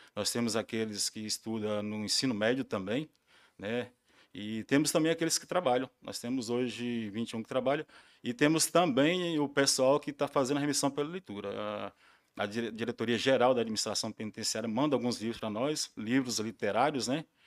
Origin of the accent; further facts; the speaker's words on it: Porangatu, Goiás, Brazil; eu sou de Porangatu, trabalhei muito tempo fora